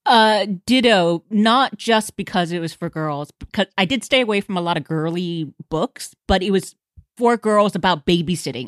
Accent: Houston, Texas, United States; I grew up in Houston and Huntsville is just north of there

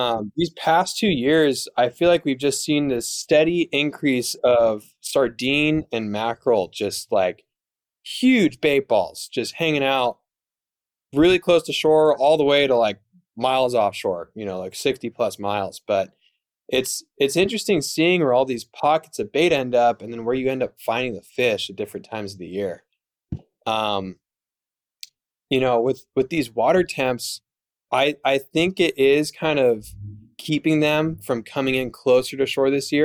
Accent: Dana Point, California, United States; I'm from Dana Point, California

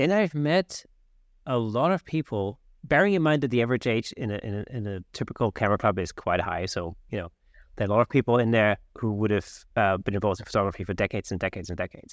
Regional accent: Southern Germany, Germany; now in London, United Kingdom; I grew up in South Germany. When I moved to London

